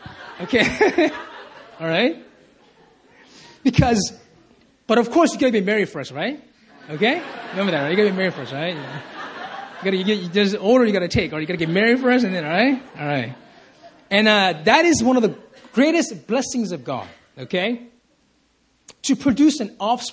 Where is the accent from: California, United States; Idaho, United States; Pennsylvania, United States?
California, United States; Compton; moved away; I was raised in California. Amen. In LA, in the streets of Compton